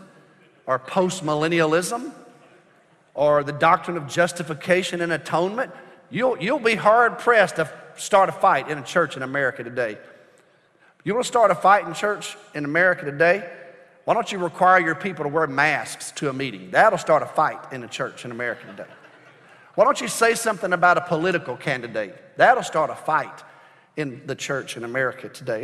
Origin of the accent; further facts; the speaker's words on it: United States; I'm an American